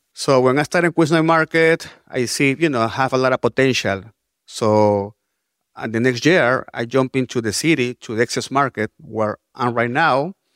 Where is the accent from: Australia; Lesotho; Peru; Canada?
Peru; Lima; moved away as an adult; now in New York, United States; I'm from Lima, Peru